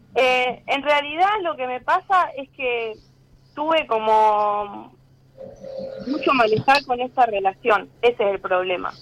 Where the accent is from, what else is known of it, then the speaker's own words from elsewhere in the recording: Luján, Buenos Aires Province, Argentina; soy de Luján